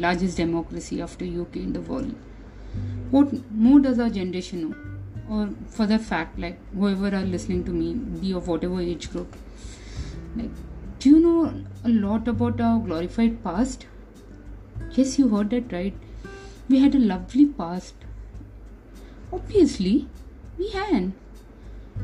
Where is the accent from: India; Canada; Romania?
India; We as an Indian, we belong to our homeland, our mother country